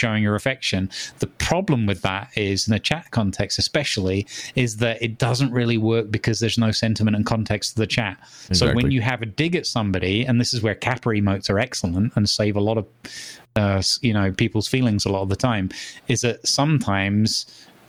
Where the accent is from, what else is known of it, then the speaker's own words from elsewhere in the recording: United Kingdom; Growing up in Britain